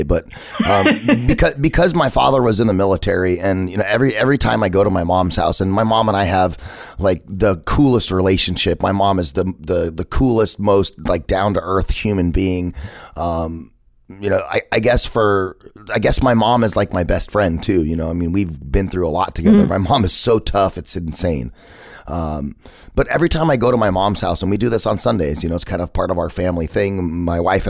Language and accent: English; Phoenix, Arizona, United States; I felt like I had to get out of my hometown. I had to get away from Phoenix